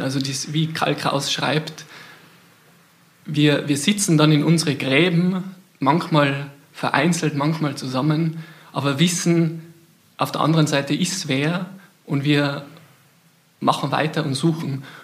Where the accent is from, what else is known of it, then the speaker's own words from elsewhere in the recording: Austria; ich bin Österreicher